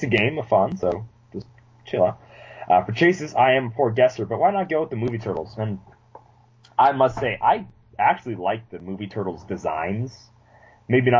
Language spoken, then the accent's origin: English; United States; I am American